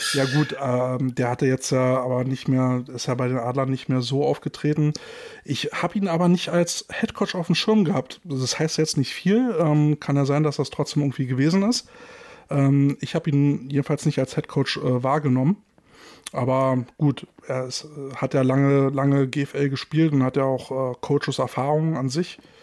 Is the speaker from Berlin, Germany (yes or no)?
yes; Berlin, Germany; unser Lokalpatriotismus endet an der Berliner Stadtgrenze